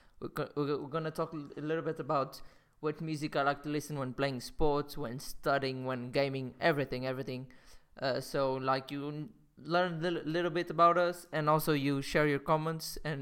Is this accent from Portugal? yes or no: yes; Portugal; moved away as an adult; also born or lived in London; I'm back from Portugal. That's my home country